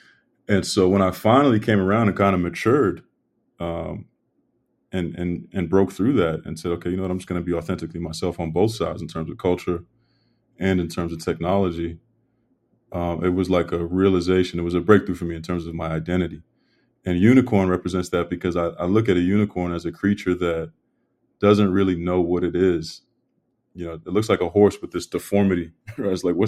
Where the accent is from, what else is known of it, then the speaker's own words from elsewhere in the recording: Brockton, Massachusetts, United States; I'm from Brockton, Massachusetts